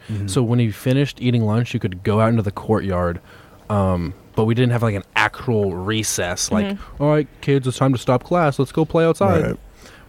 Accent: El Paso, Texas, United States; also born or lived in Pennsylvania; I went to middle school in El Paso, Texas.

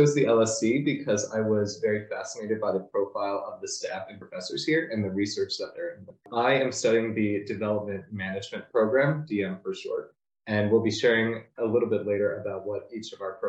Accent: North Carolina, United States; moved away as an adult; now in London, United Kingdom; I'm from North Carolina, United States, but I went to university at George Washington University.

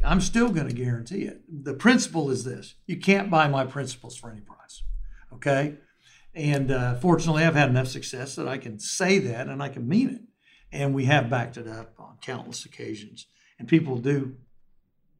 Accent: Oklahoma, United States

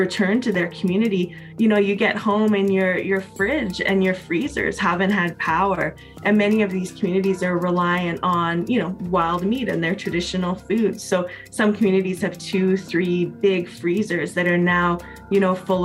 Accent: Canada; I'm a Métis woman from Treaty 8 territory.

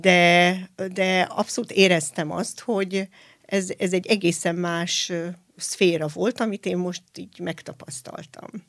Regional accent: Hajdúböszörmény, Hajdú-Bihar, Hungary; ez a hajdúböszörményi mhm. gyülekezetben uh-huh. volt, tehát én ott születtem

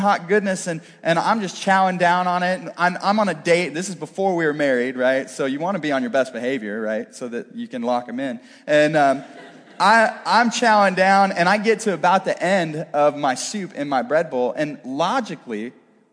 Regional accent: Northeast Missouri, United States; I'm kind of a country boy at heart. I grew up in Northeast Missouri

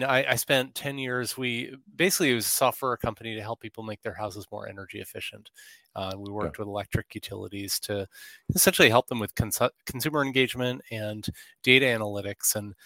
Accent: New Jersey, United States; born there; also born or lived in Houston / Pacific Northwest; I was born in New Jersey.

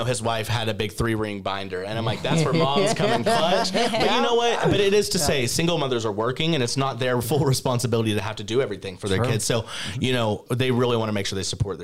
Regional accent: Tennessee, United States; now in North Carolina, United States; I'm from Tennessee

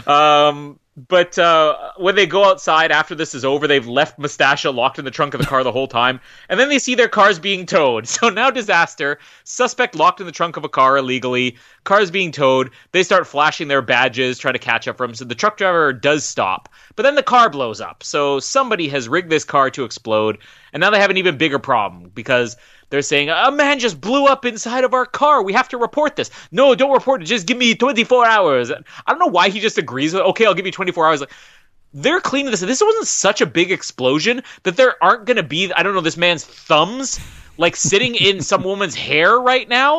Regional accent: Winnipeg, Manitoba, Canada; I'm from Winnipeg

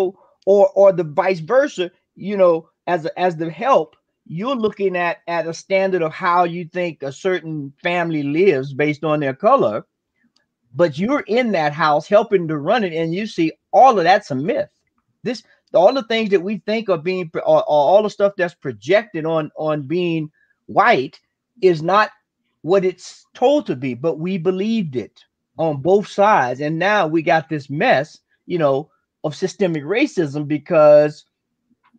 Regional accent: the South, United States; I grew up in the South during the 60s

